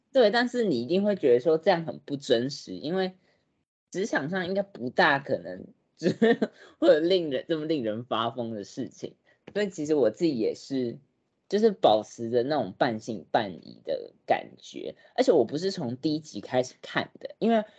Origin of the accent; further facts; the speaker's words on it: Taiwan; 我们台湾人